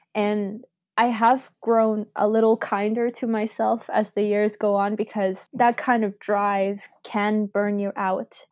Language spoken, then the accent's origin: English; Argentina; now in Canada; I'm originally from Argentina